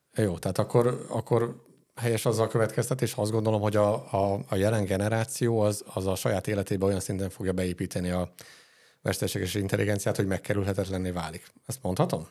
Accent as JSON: {"language": "Hungarian", "town": "Dunaújváros", "region": "Fejér", "country": "Hungary", "tie": "born or raised there", "said": "Itt Dunajvárosban milyen élni? Ez azért fura saját szempontból, mert itt születtem"}